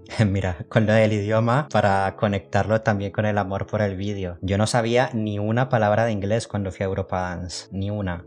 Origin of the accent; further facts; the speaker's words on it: Cali, Valle del Cauca, Colombia; also born or lived in Madrid, Spain; now in Basel, Switzerland; yo vengo de Cali